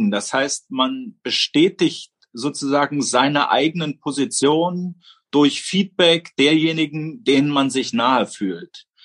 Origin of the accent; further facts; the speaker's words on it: East Germany, Germany; Ich bin in der DDR groß geworden.